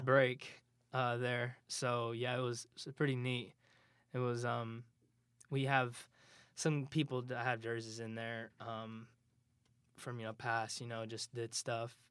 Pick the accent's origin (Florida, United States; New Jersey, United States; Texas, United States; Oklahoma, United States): Oklahoma, United States; Moore; moved away as an adult; also born or lived in Hinton, Oklahoma; now in Kansas, United States; I lived in Moore for a while. Uh, it's, it's a bigger town. a little bit bigger than where I'm from